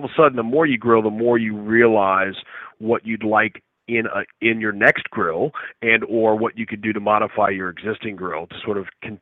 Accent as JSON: {"language": "English", "region": "Louisiana", "country": "United States", "tie": "born or raised there", "said": "the culture that I was raised around in Louisiana"}